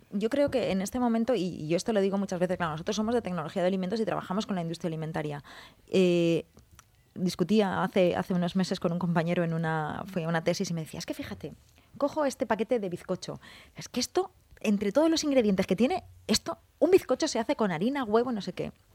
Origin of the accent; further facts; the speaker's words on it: Valencian Community, Spain; somos valencianos